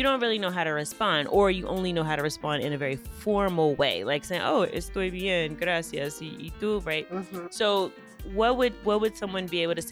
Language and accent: English; United States; I soy de Estados Unidos